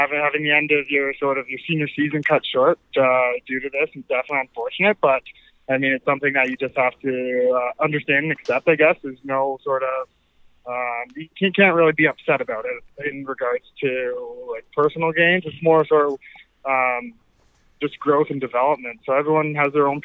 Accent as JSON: {"language": "English", "town": "Orangeville", "region": "Ontario", "country": "Canada", "tie": "born or raised there", "said": "growing up in Orangeville"}